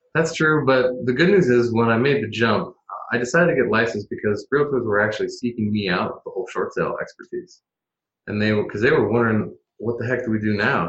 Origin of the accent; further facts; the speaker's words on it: Portland, Oregon, United States; also born or lived in Eugene, Oregon; I'm born and raised Portlander. I'm one of the originals.